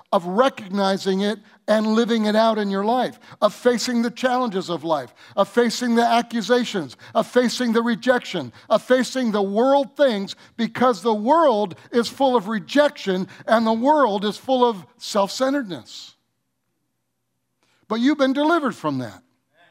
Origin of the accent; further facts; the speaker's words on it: Detroit, Michigan, United States; I was raised in Detroit